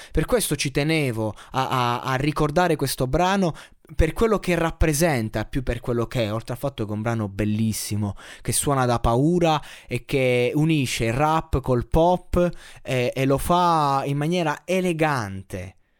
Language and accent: Italian; Abruzzo, Italy; Io da abruzzese